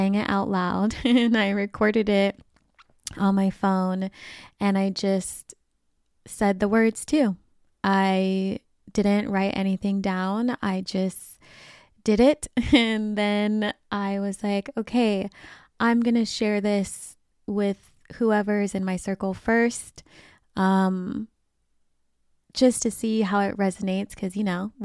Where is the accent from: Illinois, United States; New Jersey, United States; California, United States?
California, United States; Sacramento; my hometown of Sacramento